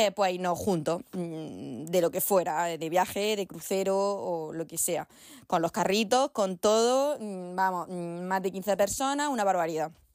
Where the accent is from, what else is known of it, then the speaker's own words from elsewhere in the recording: Granada, Andalusia, Spain; la mayoría somos de Granada